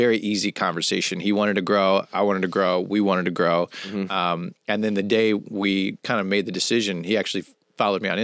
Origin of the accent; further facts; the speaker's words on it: Kansas City, United States; also born or lived in New York; now in Orlando, United States; I grew up in Kansas City, but then I lived in New York for a long time.